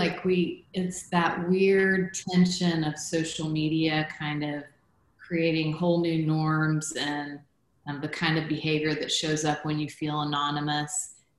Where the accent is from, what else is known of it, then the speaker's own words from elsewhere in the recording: Guatemala; so I was born in Guatemala. I grew up in Guatemala. That was home to me, but I didn't look like a Guatemalan.